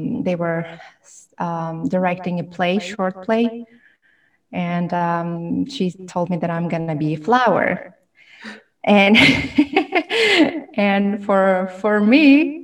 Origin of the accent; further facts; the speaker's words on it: Tashkent, Uzbekistan; English is a second language; moved away as an adult; also born or lived in Termez, Uzbekistan / Malaysia / Nashville, Tennessee; now in New York, United States; I'm from Tashkent, Uzbekistan. I moved to New York in 2015. It's almost 6 years ago. Wow, time flies. And I grew up and raised in Tashkent.